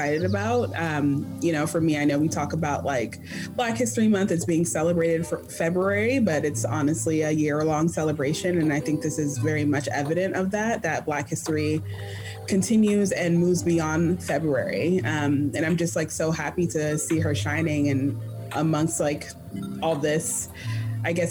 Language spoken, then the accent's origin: English; Snellville, Georgia, United States; also born or lived in Atlanta, Georgia; grew up in the burbs, like outside of the city in Snellville